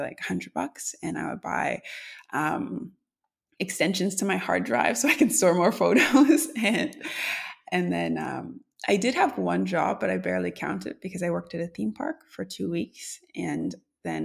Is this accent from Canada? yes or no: yes; Canada; as a Canadian